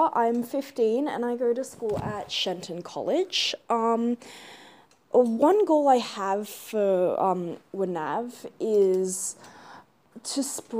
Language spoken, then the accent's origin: English; Perth, Western Australia, Australia; in Australia, where I'm from